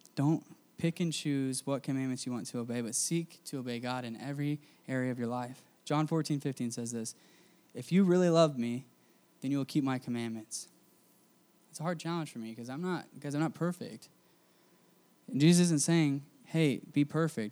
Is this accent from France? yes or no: no; United States; I grew up in America